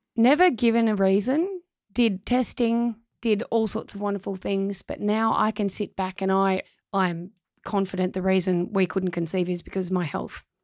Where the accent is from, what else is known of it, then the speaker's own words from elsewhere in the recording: Australia; my hometown